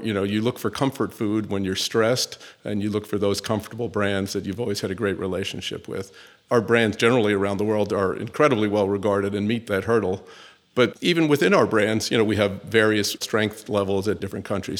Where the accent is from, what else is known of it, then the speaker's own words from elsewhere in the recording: New York City, New York, United States; also born or lived in Northeast United States; I'm actually a New Yorker. So I was born in New York City, uh, in the United States, grew up and went to school into the Northeast